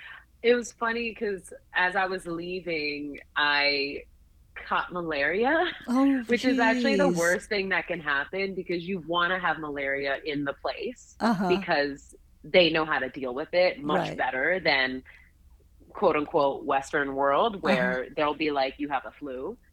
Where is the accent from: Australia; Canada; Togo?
Togo; Lomé, Maritime; also born or lived in Washington, D.C., United States; I was born in Washington, D.C., but my dad took a job shortly after I was born that took us to Lomé, Togo, just to summarize what that movement was.